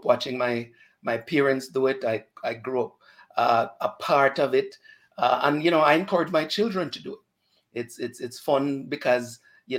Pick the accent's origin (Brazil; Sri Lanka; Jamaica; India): Jamaica; now in Canada; I'm a proud Jamaican, very, very proud Jamaican